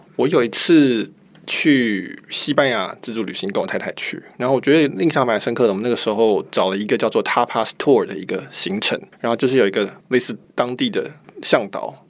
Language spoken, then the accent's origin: Chinese; Taiwan; 我们是台湾的习惯，六点半吃饭那种习惯